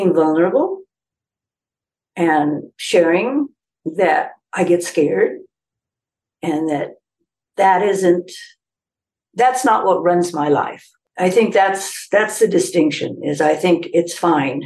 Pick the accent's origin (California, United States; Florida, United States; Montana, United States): California, United States; Ojai; here in my hometown of Ojai